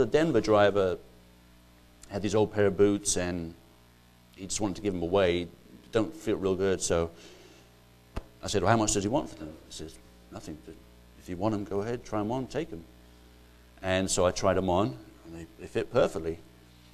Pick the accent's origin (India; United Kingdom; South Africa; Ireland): Ireland; moved away as an adult; now in United States; I'm not actually English, I'm actually Irish